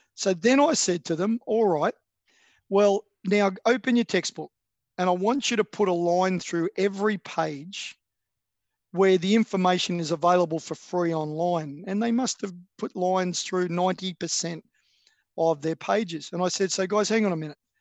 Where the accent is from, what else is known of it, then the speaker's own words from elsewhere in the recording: Australia; I'm an Australian